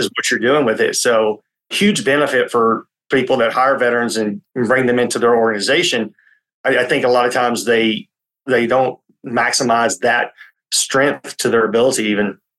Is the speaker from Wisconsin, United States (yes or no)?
no; Tennessee, United States; I grew up in Tennessee